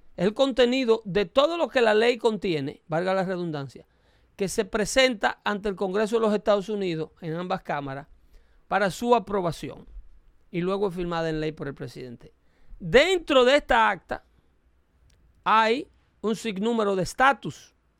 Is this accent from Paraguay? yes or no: no; Dominican Republic; now in United States; soy dominicano